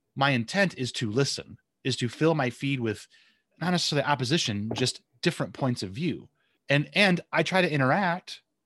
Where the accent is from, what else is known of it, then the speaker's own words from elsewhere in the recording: Southwest Michigan, United States; moved away as an adult; also born or lived in Oceanside, California; I grew up in, uh, Southwest Michigan